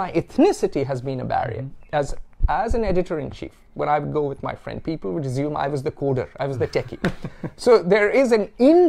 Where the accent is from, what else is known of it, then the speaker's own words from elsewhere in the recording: Vasco da Gama, Goa, India; born there; also born or lived in Sikkim / Lucknow; Look at me, I was born in Vasco da Gama, that's Catholic.